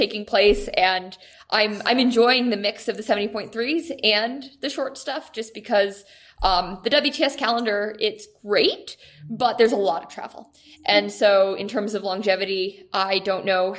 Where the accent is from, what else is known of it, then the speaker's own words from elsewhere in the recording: United States; I'm an American